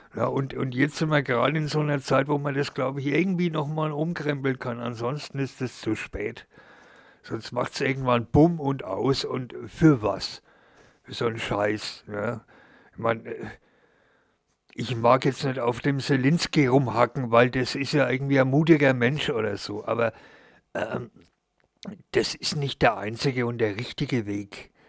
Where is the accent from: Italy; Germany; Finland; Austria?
Germany; Und ich als Deutscher